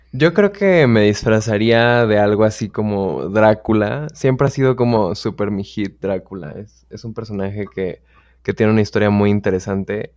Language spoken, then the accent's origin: Spanish; Mexico City, Mexico; soy de la Ciudad de México y soy un mexicano súper